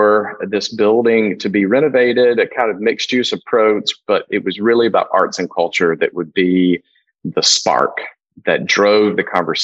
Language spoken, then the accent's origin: English; North Mississippi, United States; moved away as an adult; also born or lived in Berkeley, California / Amsterdam, Netherlands; now in Memphis, United States; I'm from North Mississippi